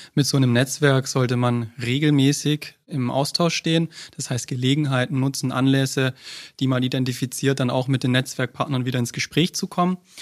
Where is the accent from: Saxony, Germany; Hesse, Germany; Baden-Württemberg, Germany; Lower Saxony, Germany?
Baden-Württemberg, Germany; Stuttgart; ich komme aus Stuttgart